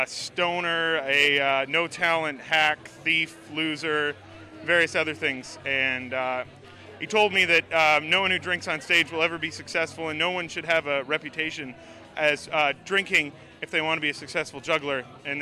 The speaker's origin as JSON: {"language": "English", "country": "Canada", "said": "I'm from Canada there"}